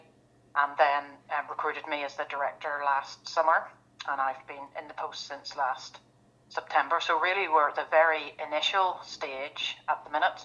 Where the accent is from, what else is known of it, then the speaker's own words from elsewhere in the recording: Belfast, Northern Ireland, United Kingdom; moved away as an adult; also born or lived in England; I grew up in Northern Ireland in Belfast and then studied over in England